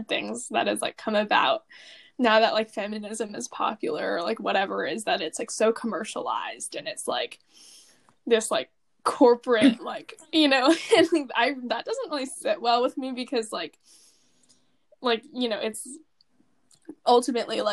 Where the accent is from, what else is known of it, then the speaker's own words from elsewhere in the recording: United States; being American